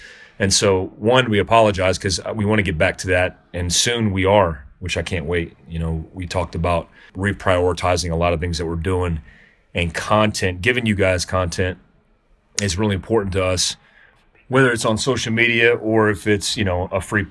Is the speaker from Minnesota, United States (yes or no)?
no; Daytona Beach, Florida, United States; now in Jackson, United States; I grew up in Daytona Beach